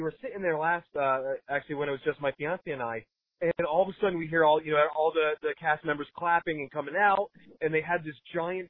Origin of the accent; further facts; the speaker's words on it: New England, United States; I'm from New England